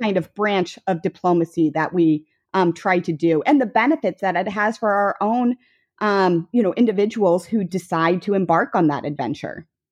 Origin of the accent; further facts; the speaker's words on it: Hicksville, Ohio, United States; moved away as an adult; also born or lived in Denver / Cleveland; now in Charlotte, United States; growing up in Hicksville